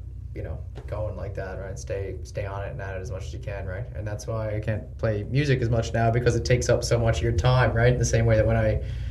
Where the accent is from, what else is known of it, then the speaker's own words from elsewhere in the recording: Gander, Newfoundland and Labrador, Canada; moved away; we grew up together in Gander